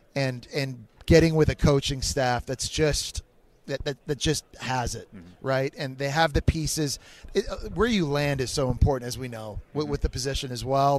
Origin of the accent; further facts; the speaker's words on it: Canada; we're both Canadian